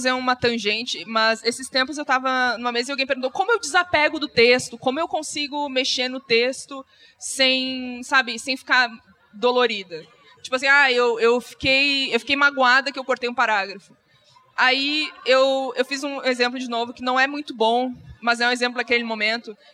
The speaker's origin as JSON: {"language": "Portuguese", "region": "Rio Grande do Sul", "country": "Brazil", "said": "Eu sou gaúcho, a imagem tem que existir."}